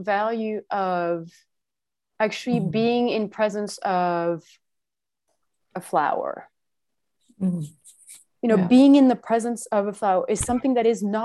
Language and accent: English; France; I'm French, or I was born in France.